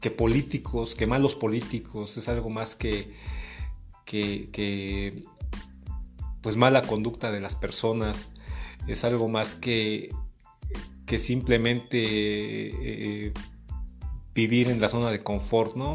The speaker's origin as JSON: {"language": "Spanish", "country": "Mexico", "said": "como mexicanos"}